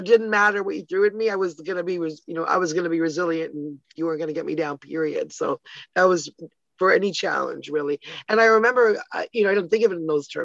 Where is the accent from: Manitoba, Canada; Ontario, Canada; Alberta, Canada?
Ontario, Canada; Toronto; also born or lived in Ottawa, Canada; now in Hamilton, Canada; I lived there till I was 10 and then moved with my family to Toronto.